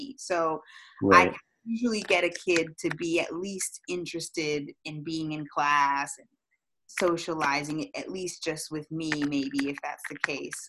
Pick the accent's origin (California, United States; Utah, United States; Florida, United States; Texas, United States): Florida, United States; also born or lived in Massachusetts; I was born in Massachusetts. I was raised in Florida. We moved here probably when I was 3 years old.